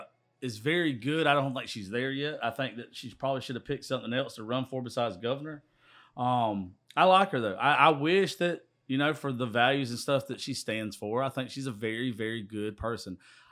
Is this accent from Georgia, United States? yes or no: yes; Georgia, United States; I'm from South Georgia.